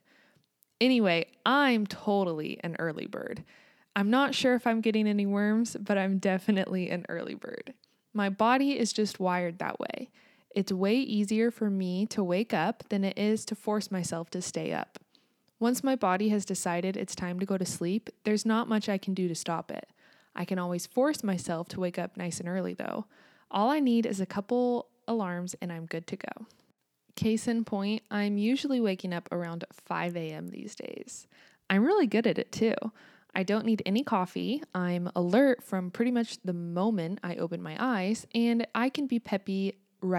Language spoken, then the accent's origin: English; United States; also born or lived in Kansas